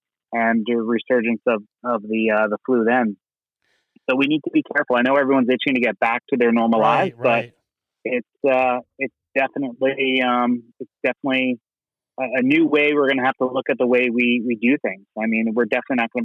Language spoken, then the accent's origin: English; New York, United States; Born and raised in New York